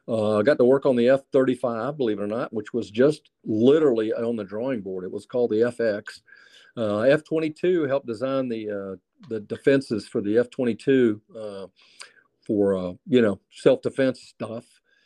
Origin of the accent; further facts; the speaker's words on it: the South, United States; Where, as you know, I grew up in the South.